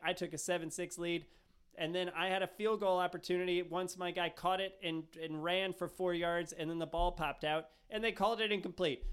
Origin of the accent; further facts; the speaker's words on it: United States; I'm American